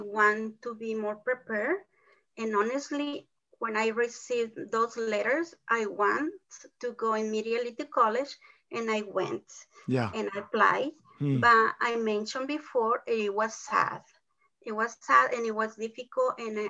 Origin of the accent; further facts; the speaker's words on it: Mexico; first language Spanish; English is a second language; moved away as an adult; also born or lived in Oklahoma, United States; now in Oklahoma City, United States; I came from Mexico with a tourist visa.